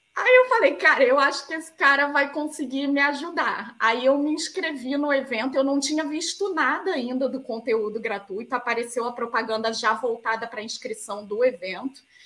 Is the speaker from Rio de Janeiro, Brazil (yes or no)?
yes; Rio de Janeiro, Brazil; eu sou do Rio de Janeiro